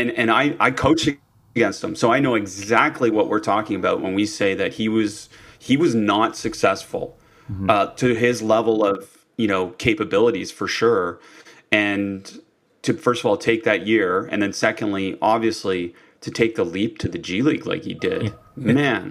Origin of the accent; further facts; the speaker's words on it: Canada; I think that's the biggest challenge for all of us as Canadian coaches